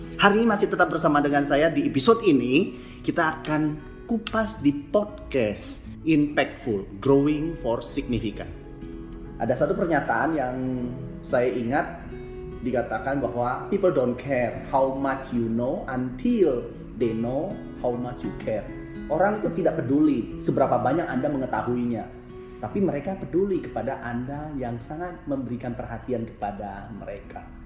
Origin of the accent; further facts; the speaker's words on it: Jambi, Indonesia; Saya asal Jambi